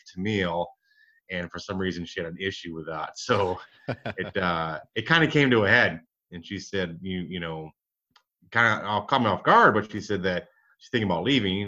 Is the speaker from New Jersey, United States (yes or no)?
no; Michigan, United States; now in Dallas, United States; I grew up in Michigan, one of seven kids